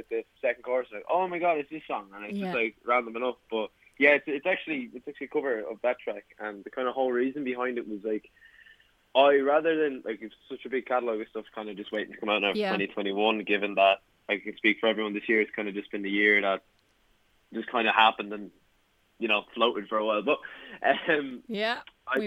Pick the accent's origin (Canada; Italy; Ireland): Ireland; Blessington, Leinster; now in Dublin, Ireland; I'm actually from Blessington and Wicklow